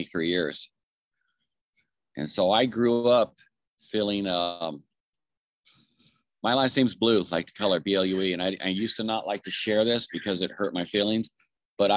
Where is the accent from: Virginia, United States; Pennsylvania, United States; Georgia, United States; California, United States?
California, United States; Anaheim; I was born and raised in Southern California